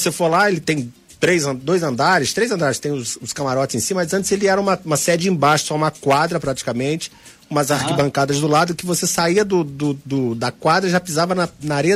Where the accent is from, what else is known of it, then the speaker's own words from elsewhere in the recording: Brazil; eu me incluo nela porque eu sou brasileiro